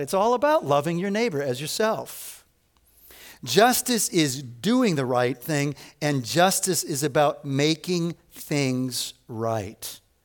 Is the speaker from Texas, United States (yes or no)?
no; Evanston, Illinois, United States; I grew up in Evanston, Illinois, so it's the first suburb north of Chicago